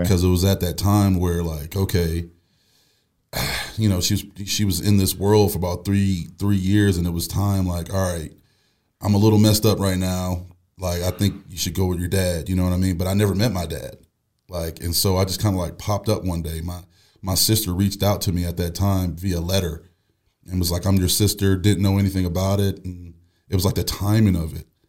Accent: Buffalo, New York, United States; moved away as an adult; I'm from Buffalo, New York.

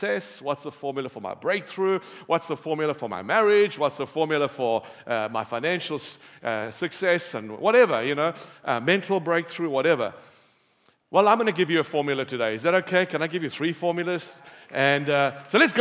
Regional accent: Cape Town, Western Cape, South Africa; I'm from Cape Town. We have beautiful beaches, sunshine

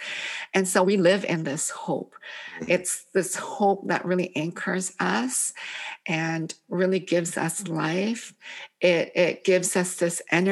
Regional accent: Canada; English is a second language; also born or lived in Korea; now in United States; I arrived in Canada at the age of 5. I couldn't speak English

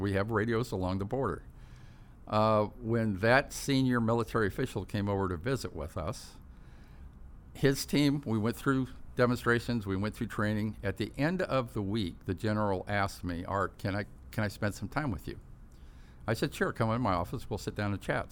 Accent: Tustin, California, United States; also born or lived in Fort Campbell, Kentucky / Midway City, California; we moved to Tustin, up in Orange County, and grew up there

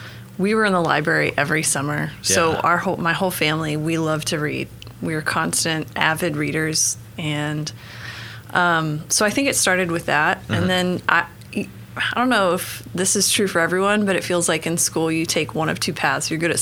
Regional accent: Broken Arrow, Oklahoma, United States; moved away as an adult; also born or lived in Santa Fe, New Mexico / Georgia; spent most of my life, though, in Broken Arrow. Okay. So grew up there. I moved to Georgia and was there for about 11 years. Mm-hmm. And moved back to Oklahoma in 2014. And I've been in Oklahoma City since, I think, late 2017.

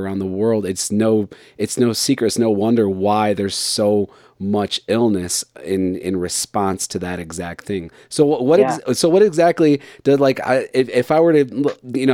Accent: United States; also born or lived in Colorado; me as an American

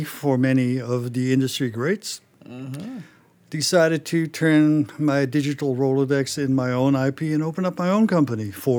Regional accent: Netherlands; English is a second language; moved away; also born or lived in Germany / Belgium / Canada / Singapore; I'm originally from the Netherlands, as you know. But I lived in Germany, in Belgium, in Canada for a couple of years, in Singapore for a couple of years.

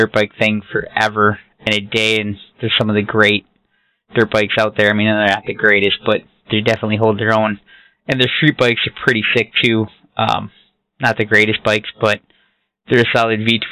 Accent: Wisconsin, United States; I'm from Wisconsin

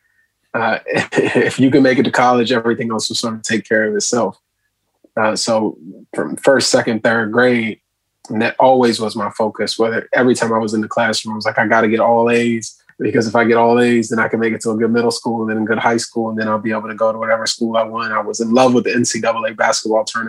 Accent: United States; as a young Black man growing up in America

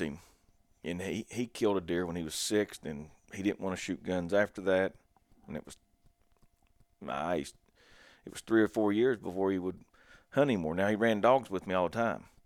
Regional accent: Logan, West Virginia, United States; I grew up in Southern West Virginia down in Logan, and I live about an hour and twenty minutes north of there now.

